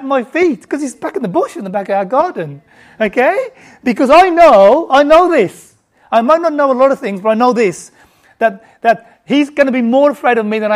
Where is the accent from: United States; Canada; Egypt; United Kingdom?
United Kingdom; also born or lived in Bangladesh; I grew up in the UK.